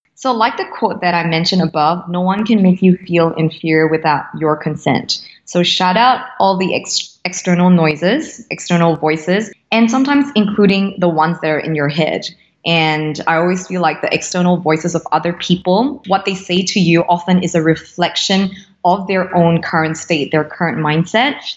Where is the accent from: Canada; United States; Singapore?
Singapore; Born and raised in Singapore, true blue Singaporean.